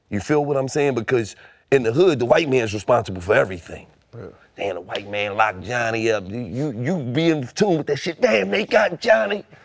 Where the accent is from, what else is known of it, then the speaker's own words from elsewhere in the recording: Philadelphia, Pennsylvania, United States; growing up in Philadelphia